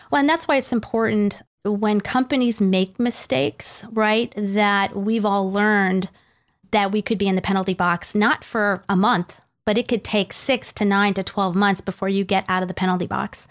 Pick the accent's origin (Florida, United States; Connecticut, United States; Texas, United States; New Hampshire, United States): Connecticut, United States; Greenwich; moved away as an adult; also born or lived in New York City / Nashville, Tennessee; now in Bellevue, United States; I grew up in Greenwich, Connecticut.